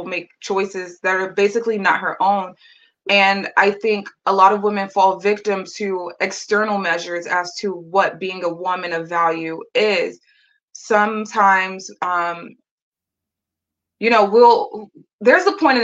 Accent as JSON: {"language": "English", "country": "United States", "said": "as an American woman"}